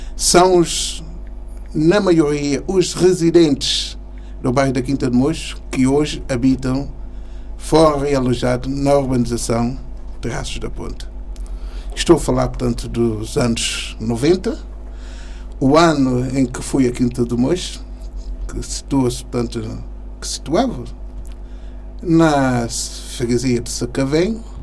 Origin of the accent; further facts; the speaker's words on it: São Tomé & Príncipe; moved away as an adult; now in Portugal; sou santomense, de 59